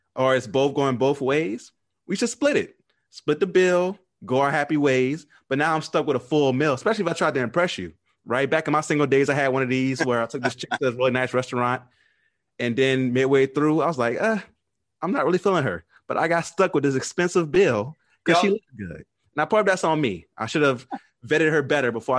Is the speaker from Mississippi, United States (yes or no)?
no; New Orleans, Louisiana, United States; I'm from New Orleans